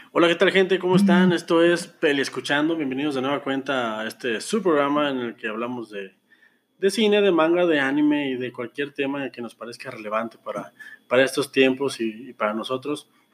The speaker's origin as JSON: {"language": "Spanish", "country": "Mexico", "said": "yo como mexicano, eh, güero, heterosexual, hombre"}